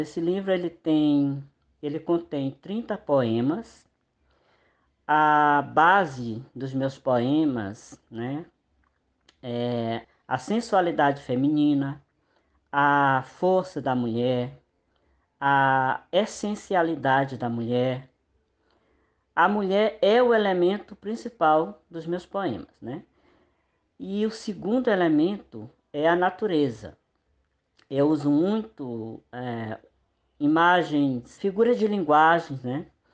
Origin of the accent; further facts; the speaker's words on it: Maranhão, Brazil; eu sou nordestino, sou do Maranhão